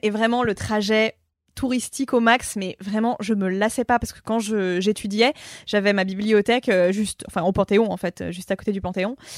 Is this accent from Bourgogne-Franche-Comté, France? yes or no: no; Paris, Île-de-France, France; also born or lived in Amiens; je suis née à Paris